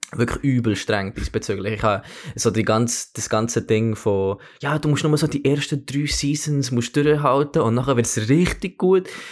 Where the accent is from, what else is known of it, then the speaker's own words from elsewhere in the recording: Bern, Switzerland; moved away as an adult; also born or lived in Oxford; now in London, United Kingdom; ich bin, ich bin in Bern aufgewachsen, habe aber mit dreieinhalbjährig ähm, ein Jahr in, in Oxford verbracht